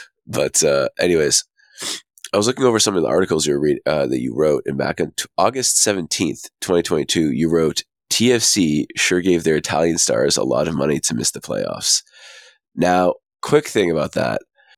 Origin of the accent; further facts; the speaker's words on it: Canada; as a Canadian